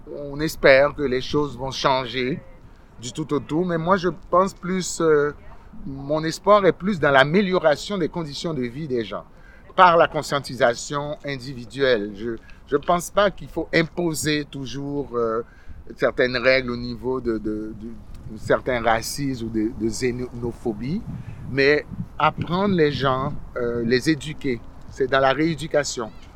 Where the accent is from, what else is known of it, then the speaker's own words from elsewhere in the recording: Quebec, Canada; also born or lived in Haiti; je suis arrivé au Québec, euh, ça fait très très longtemps, j'étais très jeune, euh, j'avais une dizaine d'années. Je suis arrivé d'Haïti en 1977.